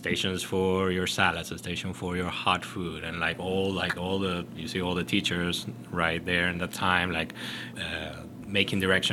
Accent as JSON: {"language": "English", "country": "Chile", "also_born_or_lived": "Miami", "moved": "as an adult", "lives_now": "North Carolina, United States", "said": "I'm originally from Chile. I've been in the States since 2010."}